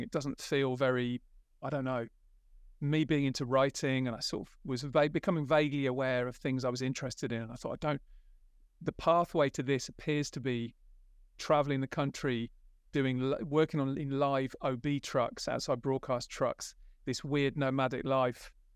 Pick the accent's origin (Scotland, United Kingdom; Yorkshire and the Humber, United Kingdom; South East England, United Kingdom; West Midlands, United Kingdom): West Midlands, United Kingdom; I grew up in the West Midlands, in a little village